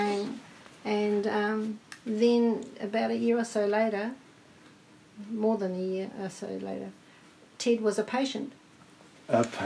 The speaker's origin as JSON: {"language": "English", "town": "New Plymouth", "region": "Taranaki", "country": "New Zealand", "tie": "born or raised there", "said": "Born and bred in New Plymouth"}